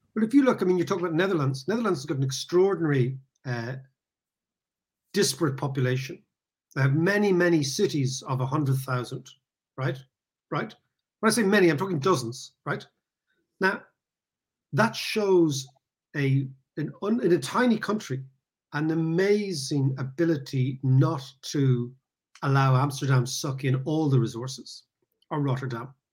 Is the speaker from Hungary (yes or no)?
no; Ireland; also born or lived in London; as an Irish person